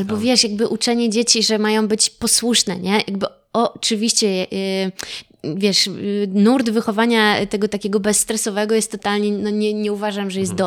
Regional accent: Cieszyn, Silesian Voivodeship, Poland; moved away; also born or lived in Warsaw / Kowary area (Karkonosze); ja pochodzę z Cieszyna, z Beskidów

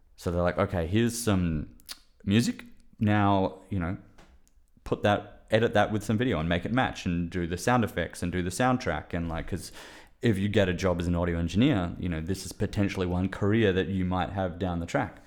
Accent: Perth, Western Australia, Australia; moved away as an adult; also born or lived in Melbourne; I'm from Perth, Western Australia originally, but I, I moved to Melbourne to study sound engineering

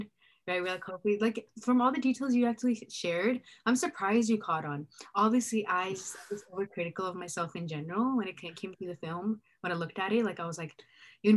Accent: Bakersfield, California, United States; I'm from Bakersfield

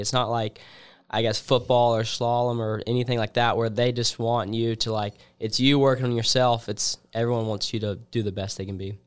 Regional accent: Columbus, Georgia, United States; my hometown

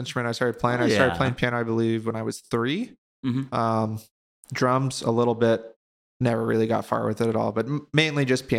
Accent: Laguna Hills, California, United States; born there; now in Bakersfield, United States; I was born in Laguna Hills, California, mm-hmm. and then whole childhood moved around a lot.

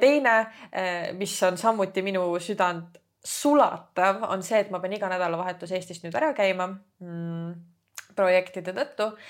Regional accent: Estonia; now in Tallinn, Estonia; põline maakas, kes tuli Tallinnasse tegelikult ma olen eluaeg käinud Tallinnas koolis

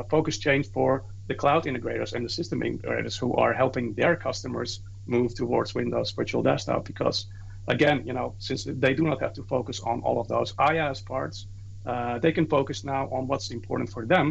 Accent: Netherlands; I'm from the Netherlands.

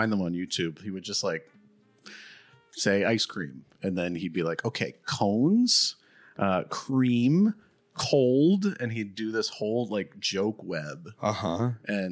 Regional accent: New Jersey, United States; also born or lived in New York; now in Los Angeles, United States; I'm from New Jersey. I lived in New York for many years. And then I came here to Los Angeles.

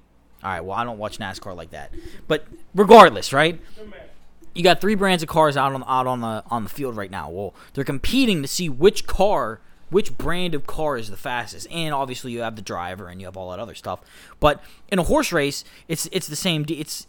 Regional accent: Pittsburgh, Pennsylvania, United States; moved away; I'm from Pittsburgh, so I say it a little different than these Midwesterners out here.

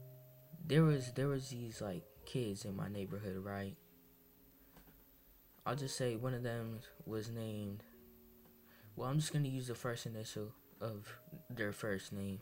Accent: Massachusetts, United States; I'm of Dominican descent, and I come from Massachusetts. I actually moved to Massachusetts when I had 1 year old, when I was 1 year old

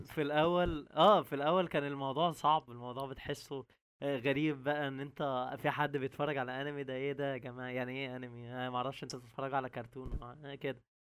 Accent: Egypt; عندنا في مصر

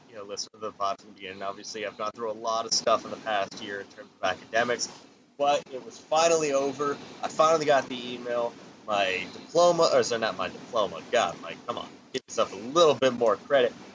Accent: Canada; I'm I'm the Canadian

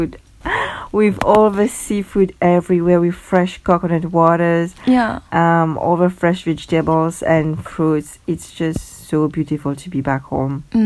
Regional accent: Mauritius; now in Ireland; I am from Mauritius. And actually, my family is not from Mauritius, we are from another island

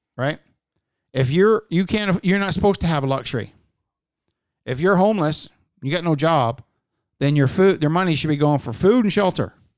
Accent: Newfoundland and Labrador, Canada; I'm fucking from Newfoundland.

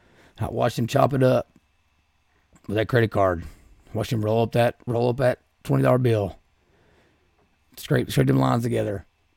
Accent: Appalachia, United States; Growing up in Appalachia, I can hear it now.

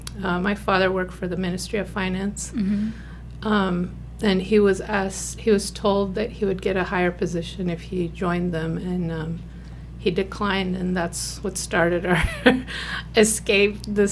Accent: Kabul, Afghanistan; I was born in 1976 in Kabul, which is the capital of Afghanistan.

